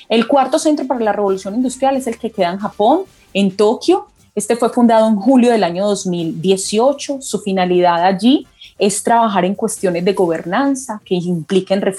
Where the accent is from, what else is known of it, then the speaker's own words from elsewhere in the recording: Colombia; nosotros como colombianos y como latinoamericanos debemos sentirnos orgullosos de que contamos con un centro